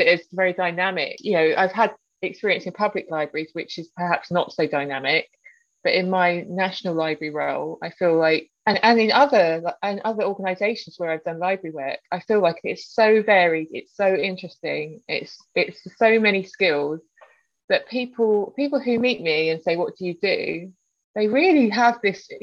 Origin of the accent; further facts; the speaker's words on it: London, United Kingdom; I grew up in South Norwood in South London